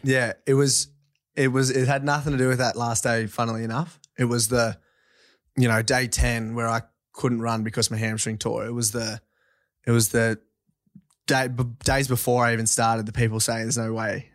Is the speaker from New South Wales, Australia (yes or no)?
yes; Forbes, New South Wales, Australia; also born or lived in Orange, New South Wales; I grew up on a, um, farm west of Forbes, New South Wales, uh, sixty K out